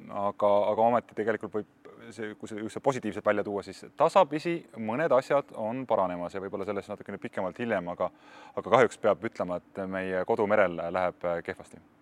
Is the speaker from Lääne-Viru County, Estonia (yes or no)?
no; Tallinn, Harju County, Estonia; mina olen üles kasvanud Läänemere ääres, küll linnas Kadriorus